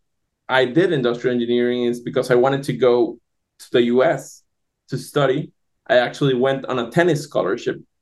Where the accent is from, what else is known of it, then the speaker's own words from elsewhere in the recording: Barranquilla, Atlántico, Colombia; I'm from a city called Barranquilla, which is in Colombia, South America